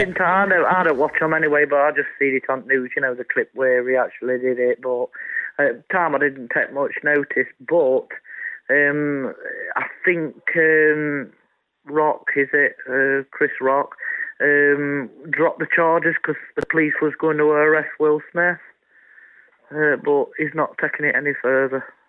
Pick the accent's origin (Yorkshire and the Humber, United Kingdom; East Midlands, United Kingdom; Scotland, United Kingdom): East Midlands, United Kingdom; Mansfield; I come from Mansfield